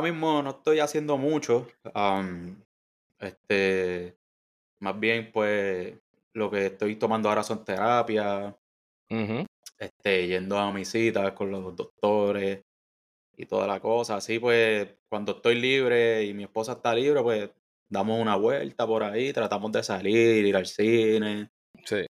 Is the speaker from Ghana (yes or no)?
no; Bayamón, Puerto Rico; soy de Bayamón nacido y criado en Bayamón